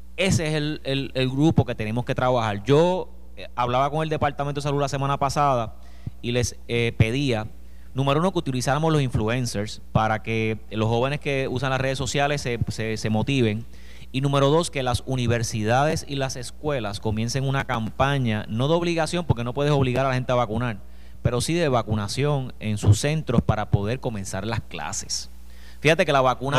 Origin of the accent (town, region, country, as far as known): Villalba, Puerto Rico